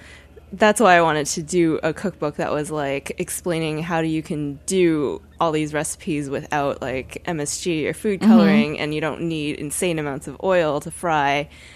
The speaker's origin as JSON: {"language": "English", "town": "Boston", "region": "Massachusetts", "country": "United States", "tie": "born or raised there", "also_born_or_lived": "Beijing", "said": "I grew up in Boston."}